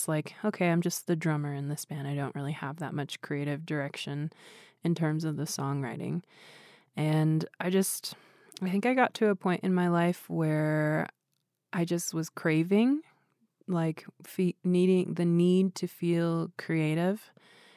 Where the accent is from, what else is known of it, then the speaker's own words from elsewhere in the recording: Swinomish Indian Reservation, near Anacortes, Washington, United States; now in Portland, United States; I grew up on the Swinomish Indian Reservation, which is like a 15-minute drive from Anacortes, Washington